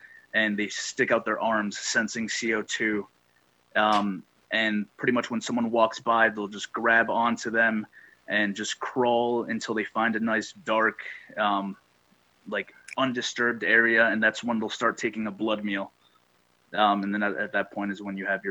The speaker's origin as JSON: {"language": "English", "town": "Great Barrington", "region": "Massachusetts", "country": "United States", "tie": "born or raised there", "also_born_or_lived": "Amherst, Massachusetts", "said": "I am local to the area. I grew up in Great Barrington"}